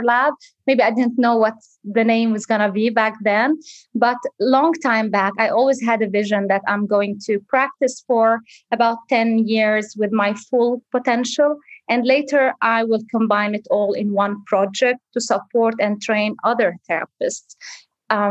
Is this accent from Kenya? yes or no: no; Zahle, Beqaa, Lebanon; moved away as an adult; also born or lived in Beirut / Dubai; now in Sydney, Australia; I'm actually originally Lebanese. I was born and raised in Zahle, a culturally rich city in the Bekaa region